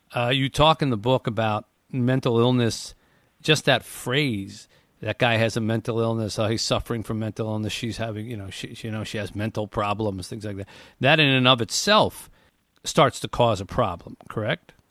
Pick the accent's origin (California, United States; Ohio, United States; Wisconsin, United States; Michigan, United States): Michigan, United States; Detroit; I want to raise money for my hometown here in Detroit